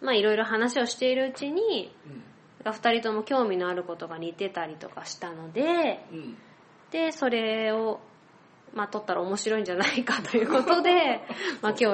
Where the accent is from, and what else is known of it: Akashi, Hyogo, Japan; born or raised there; moved away as an adult; now in Fukuoka, Japan